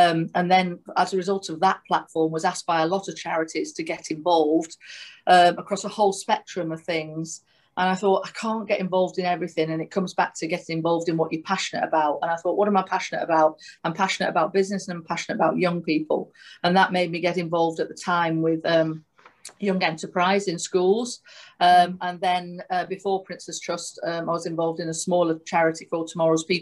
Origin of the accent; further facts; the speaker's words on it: Manchester, North West England, United Kingdom; I'm from Manchester